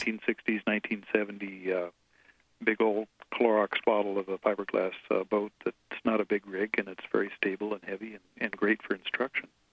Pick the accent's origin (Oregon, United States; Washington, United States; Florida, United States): Washington, United States; Mercer Island; I grew up on Mercer Island